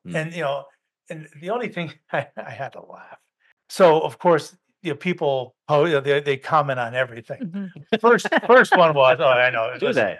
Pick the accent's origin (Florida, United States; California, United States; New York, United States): New York, United States; Schenectady; moved away as an adult; also born or lived in Syracuse, New York / Vermont / Berkshires, Massachusetts; I grew up in Schenectady, New York. Okay, not the warm climate of the world. Then I went to school at Syracuse. Again, a little bit of snow. Lived in Vermont for a bit